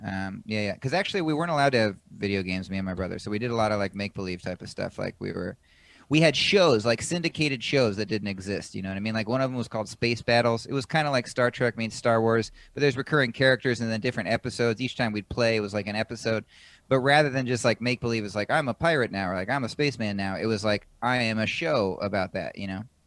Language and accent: English; Washington, United States; moved away as an adult; now in New York, United States; I was born in Washington State